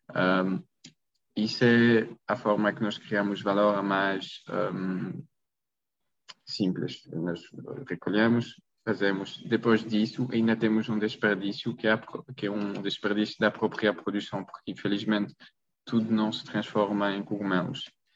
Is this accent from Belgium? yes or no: yes; Belgium; Portuguese is a second language; moved away as an adult; also born or lived in Maastricht, Netherlands; now in Portugal; sou da Bélgica, não sou português